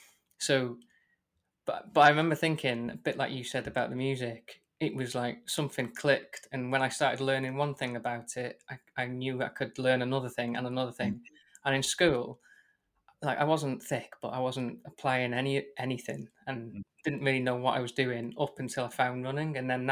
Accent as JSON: {"language": "English", "region": "Wales", "country": "United Kingdom", "tie": "born or raised there", "said": "I grew up in North Wales, but like, not very Welsh North Wales."}